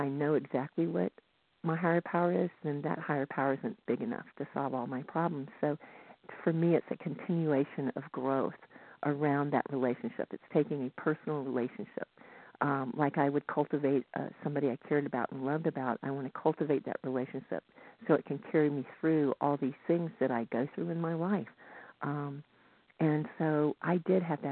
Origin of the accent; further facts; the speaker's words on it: the South, United States; now in Northern California, United States; I grew up in the South